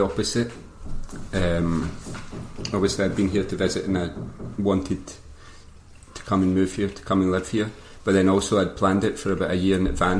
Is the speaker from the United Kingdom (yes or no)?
yes; Glasgow, Scotland, United Kingdom; moved away as an adult; now in Barcelona, Spain; I'm from Glasgow originally, but I've been living out in Barcelona since 2012, so 7 years already.